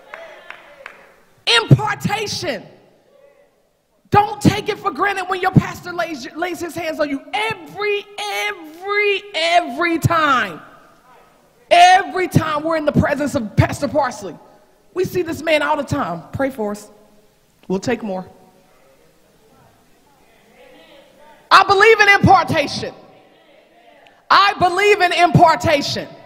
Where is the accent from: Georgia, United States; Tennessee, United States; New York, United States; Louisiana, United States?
Tennessee, United States; Knoxville; moved away as an adult; that's where I'm going to be in my hometown